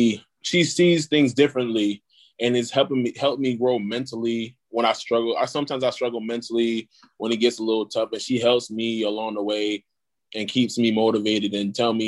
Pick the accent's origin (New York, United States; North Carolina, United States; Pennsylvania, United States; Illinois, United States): New York, United States; Brooklyn; Growing up there, my first couple of years, like, I can remember my first, like, elementary school, middle school was rough.